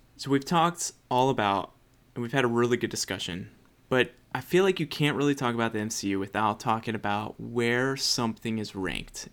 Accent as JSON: {"language": "English", "country": "United States", "said": "white American"}